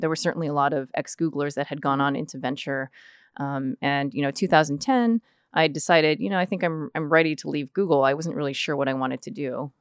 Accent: Fremont, California, United States; for the vast majority of my life was was raised here in the the Bay Area.

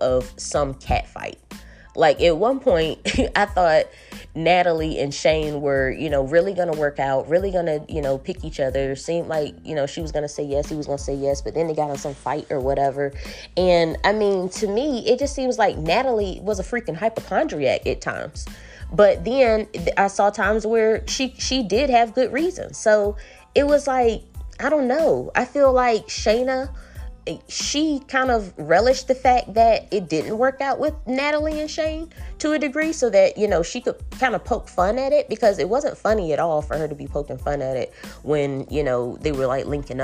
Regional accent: El Paso, Texas, United States; I'm actually from El Paso

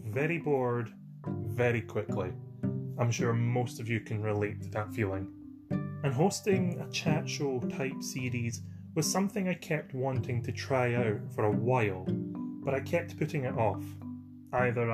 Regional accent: Scotland, United Kingdom; I'm from Scotland, and I'm an actor, sometimes

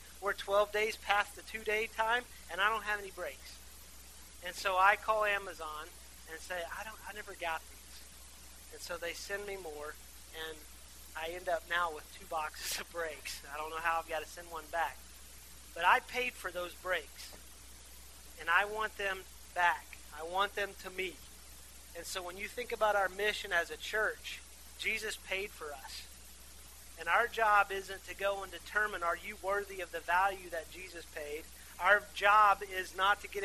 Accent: Athens, West Virginia, United States; I grew up in Athens. It's a beautiful place. It's a small town in West Virginia

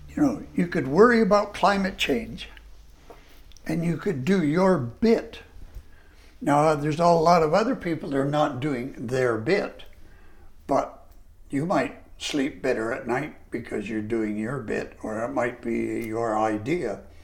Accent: Canada; I was a Canadian

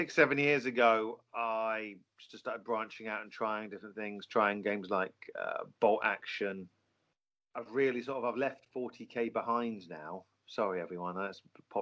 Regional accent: Norfolk, East of England, United Kingdom; growing up in Norfolk

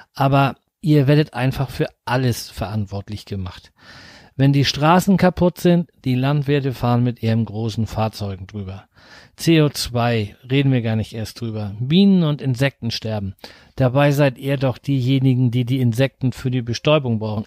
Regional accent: near Flensburg, Schleswig-Holstein, Germany; ich komme aus der Nähe von Flensburg

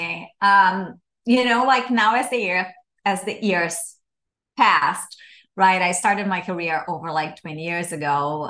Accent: Brazil; moved away; I'm from Brazil originally.

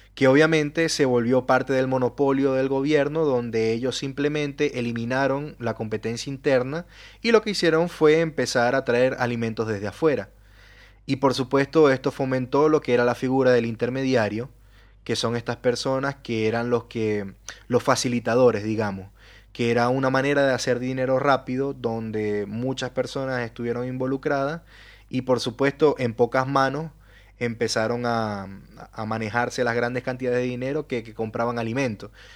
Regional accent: Venezuela; moved away; en mi país, en Venezuela

